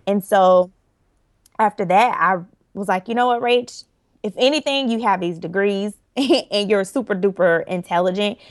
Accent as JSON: {"language": "English", "town": "Orlando", "region": "Florida", "country": "United States", "tie": "born or raised there", "said": "I am originally from Orlando, Florida. And let's see, I my parents still live in Orlando, born and raised there."}